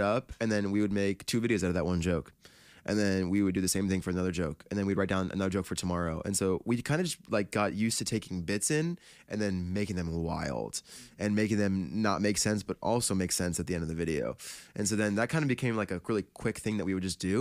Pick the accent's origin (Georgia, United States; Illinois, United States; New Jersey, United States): New Jersey, United States; we're from New Jersey